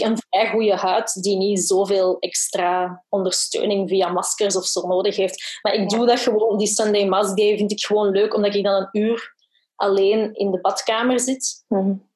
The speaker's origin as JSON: {"language": "Dutch", "town": "Brussels", "region": "Brussels-Capital Region", "country": "Belgium", "said": "ik ben van Brussel"}